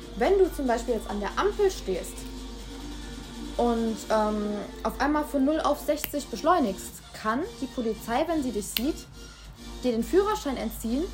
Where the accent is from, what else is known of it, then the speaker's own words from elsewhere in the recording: Germany; bei uns in Deutschland